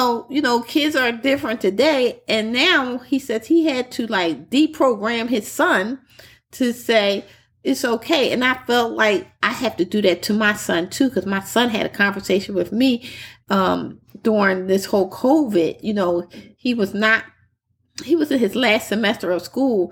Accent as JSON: {"language": "English", "town": "Philadelphia", "region": "Pennsylvania", "country": "United States", "said": "I'm from Philly, the typical growing up in the North"}